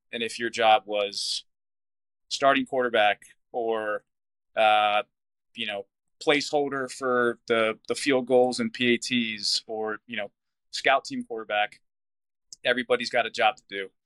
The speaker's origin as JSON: {"language": "English", "town": "Severna Park", "region": "Maryland", "country": "United States", "tie": "born or raised there", "also_born_or_lived": "Annapolis, Maryland / Denver", "said": "born in Annapolis. We moved from Annapolis um, up to Severna Park when I started first grade"}